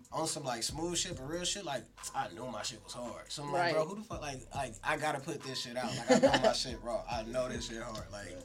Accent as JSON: {"language": "English", "town": "Birmingham", "region": "Alabama", "country": "United States", "moved": "yes", "said": "But yeah, I'm from Birmingham, Alabama. Came out here. I've been out here for like 18 years altogether."}